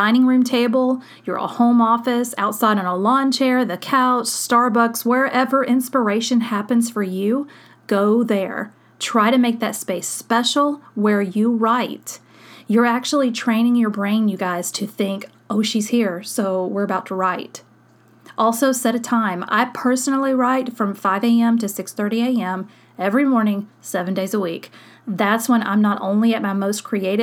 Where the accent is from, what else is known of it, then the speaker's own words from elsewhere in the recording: Long Beach, Mississippi, United States; my hometown in Long Beach, where I went to high school